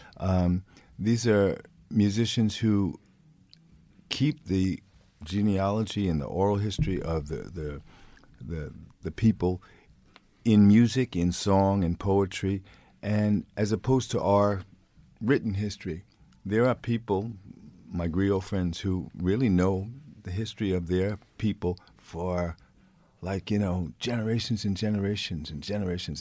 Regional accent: New York, United States; moved away as an adult; now in Sweden; I'm born and raised in New York

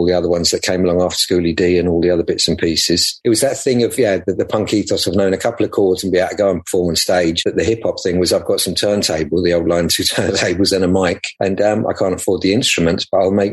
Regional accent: London, United Kingdom; we grew up in the West End near Russell Square and around near there

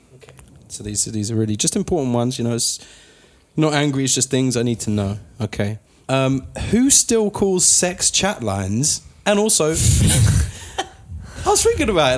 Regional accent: United Kingdom; now in United States; us being British, we can have an entire conversation filled with sorries

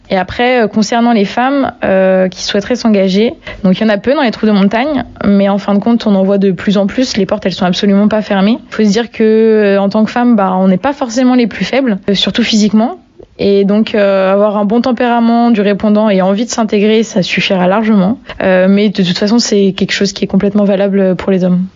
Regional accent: Brittany, France; moved away as an adult; also born or lived in Paris; je suis originaire de Bretagne, donc pas du tout de la montagne

